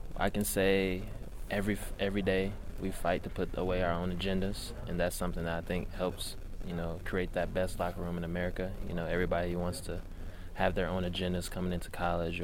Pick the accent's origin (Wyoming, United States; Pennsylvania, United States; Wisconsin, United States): Wisconsin, United States; Milwaukee; I'm from Milwaukee